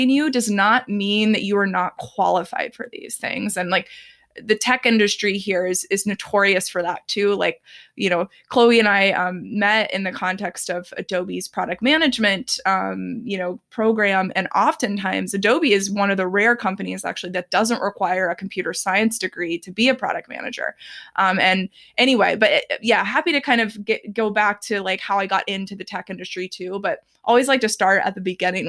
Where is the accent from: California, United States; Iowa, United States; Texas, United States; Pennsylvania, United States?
Texas, United States; Dallas; I grew up in Texas, specifically the Dallas area.